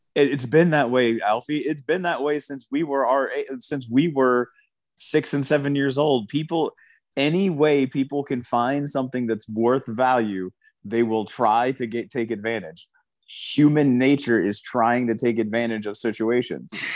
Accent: Indianapolis, Indiana, United States; we're from Indianapolis.

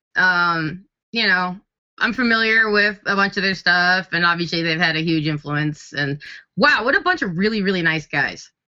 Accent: Kenosha, Wisconsin, United States; now in Nashville, United States; Kenosha. I'm from Kenosha.

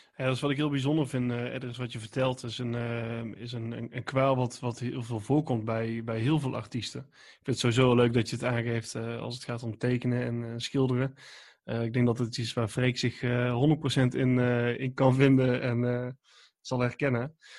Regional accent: 's-Hertogenbosch, North Brabant, Netherlands; ik kom uit Den Bosch

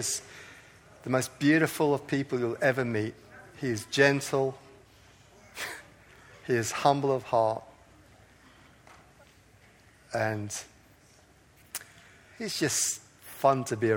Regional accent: Coleraine, Northern Ireland, United Kingdom; I come from Coleraine

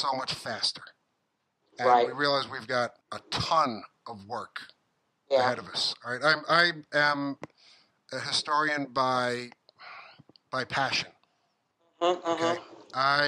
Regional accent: New York City, New York, United States; growing up in the Bronx

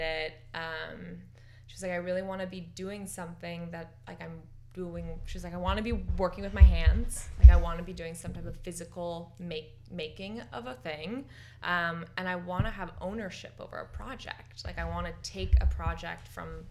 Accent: San Francisco, California, United States; also born or lived in Marin County, California; We grew up in San Francisco together, and we played soccer together in the Golden Gate Park Youth Recreational Soccer League

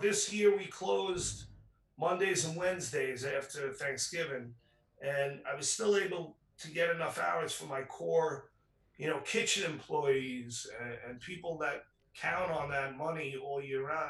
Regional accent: New York City, New York, United States; I grew up in Rockaway Beach

